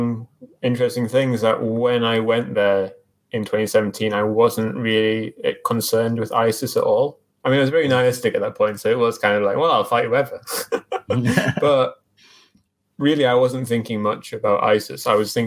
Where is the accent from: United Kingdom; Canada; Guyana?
United Kingdom; England; I'm not going to support England at the World Cup, even though I'm English.